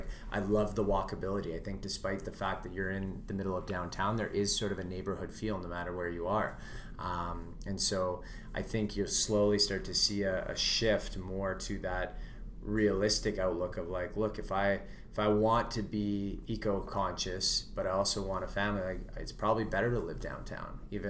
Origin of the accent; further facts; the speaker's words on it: Vancouver, British Columbia, Canada; now in Edmonton, Canada; Everyone asks me when they say, where are you from? I say Vancouver. They go, no one comes east.